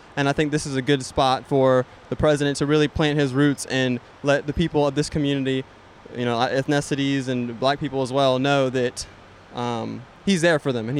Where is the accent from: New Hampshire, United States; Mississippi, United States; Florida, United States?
Florida, United States; Jacksonville; I'm 19. I'm from Jacksonville, Florida. I'm a student at University of North Florida.